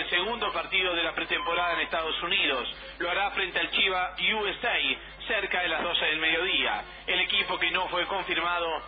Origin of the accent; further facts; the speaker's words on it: Piedritas, Buenos Aires, Argentina; mi pueblo, porque yo soy oriundo de Piedritas, está rodeado de muchísima agua que puede llegar a entrar al pueblo.